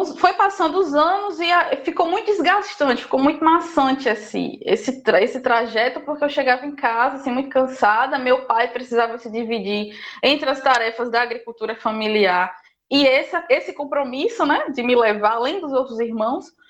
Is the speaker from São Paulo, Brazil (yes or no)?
no; São Sebastião de Lagoa de Roça, Paraíba, Brazil; moved away as an adult; also born or lived in Esperança, Paraíba / João Pessoa, Paraíba; now in Bahia, Brazil; eu sou natural da cidade de Esperança, na Paraíba